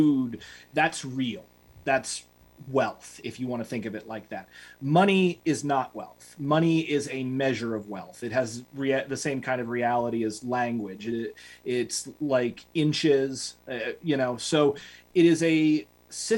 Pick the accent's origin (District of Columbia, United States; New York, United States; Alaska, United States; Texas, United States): New York, United States; New York City; I'm from Manhattan